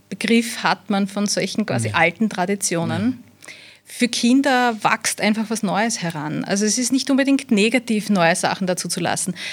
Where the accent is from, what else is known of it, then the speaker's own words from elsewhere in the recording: Wiener Neustadt, Lower Austria, Austria; born there; Also äh, ich bin in, in Wiener Neustadt geboren